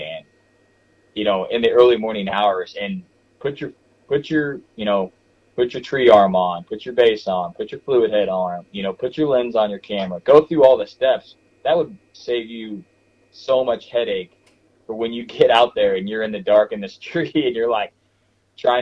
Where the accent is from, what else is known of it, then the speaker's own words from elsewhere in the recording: Missouri, United States; moved away; I'm from Missouri originally